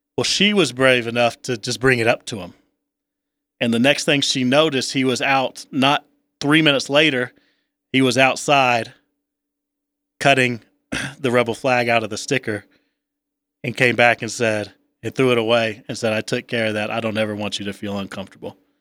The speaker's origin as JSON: {"language": "English", "region": "the South", "country": "United States", "tie": "born or raised there", "moved": "yes", "said": "growing up in the South, as I did, having family back in the South"}